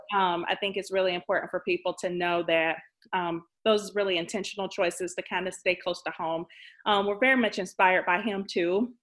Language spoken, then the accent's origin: English; Jacksonville, Florida, United States; I am from Jacksonville